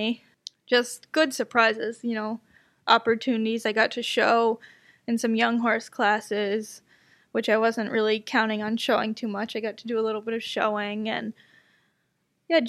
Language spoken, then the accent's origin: English; United States; I'm American